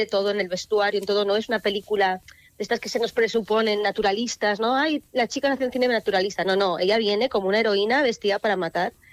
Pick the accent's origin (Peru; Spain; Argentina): Spain; Artajona, Navarre; las procesiones de mi pueblo de, pues de cuando era pequeña